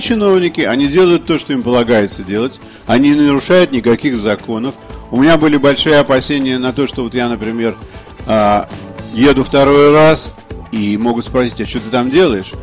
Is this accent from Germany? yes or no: no; Russia; я русский писатель